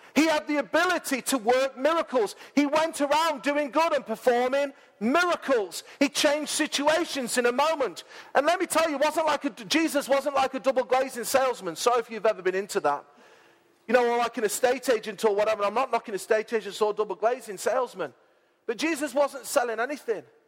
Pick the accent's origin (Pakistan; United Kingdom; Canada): United Kingdom; Mansfield, East Midlands; moved away as an adult; I'm in my hometown